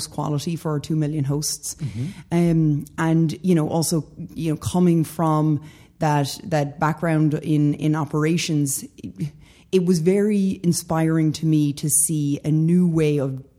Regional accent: west of Ireland, Ireland; moved away as an adult; now in United States; I'm originally from Ireland. Grew up in a small little town in the west of Ireland.

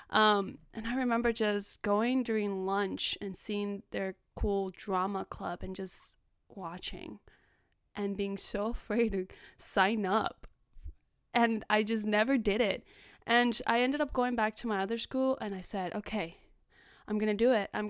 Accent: Los Angeles, California, United States; In other parts, I mean, I grew up in South Central, and like I said, there wasn't a lot of opportunity for me to do acting there.

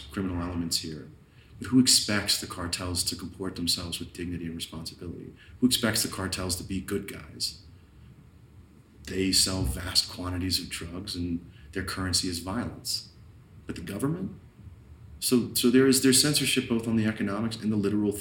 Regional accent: United States; now in Mexico; I'm an American journalist

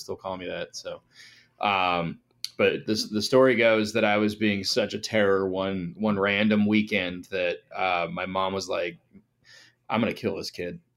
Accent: northern Colorado, United States; we grew up in Colorado and grew up in northern Colorado

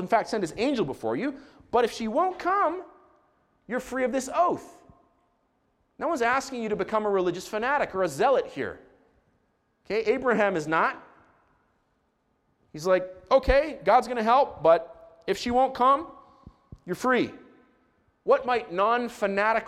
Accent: Israel; I grew up in Israel

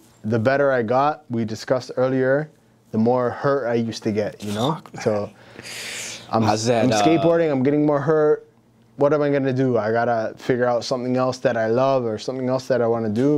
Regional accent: London, Ontario, Canada; I'm from London, Ontario

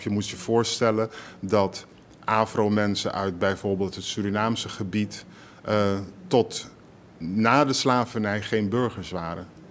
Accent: Rotterdam, South Holland, Netherlands; Ik kom uit Rotterdam. Sterker nog, ik kom uit Rotterdam-West

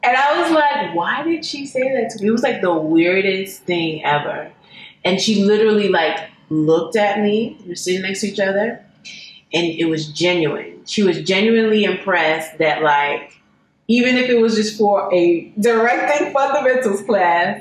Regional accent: New York, United States; I'm from New York

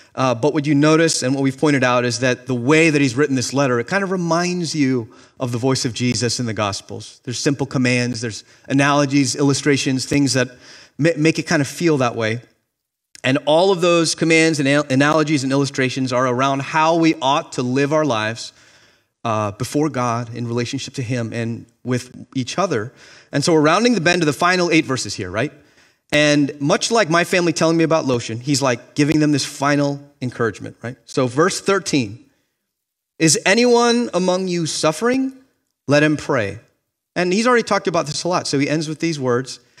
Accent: Miami, Florida, United States; moved away as an adult; now in Boston, United States; I grew up in Miami, Florida

